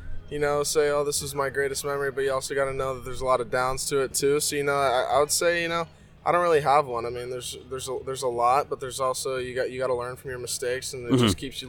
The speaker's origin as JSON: {"language": "English", "region": "Oregon", "country": "United States", "tie": "born or raised there", "also_born_or_lived": "San Diego / Australia", "said": "I grew up in Oregon most of my life"}